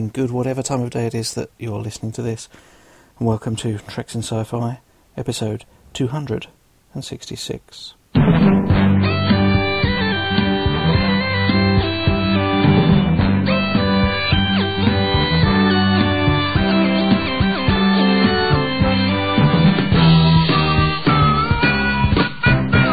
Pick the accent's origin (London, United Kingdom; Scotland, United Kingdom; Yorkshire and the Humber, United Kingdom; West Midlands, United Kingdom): London, United Kingdom; I'm from England, southwest London, so the accent is real